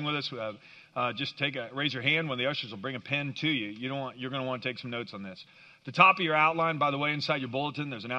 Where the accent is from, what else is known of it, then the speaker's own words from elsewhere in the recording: Kansas, United States; moved away; I grew up in Kansas